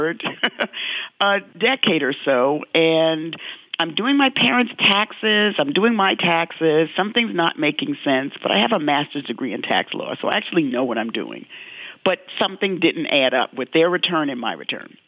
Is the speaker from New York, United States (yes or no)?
yes; New York City, New York, United States; growing up in the South Bronx and dealing with racism every day